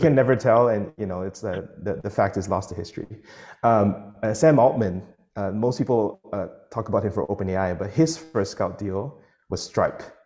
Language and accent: English; Singapore; I'm Singaporean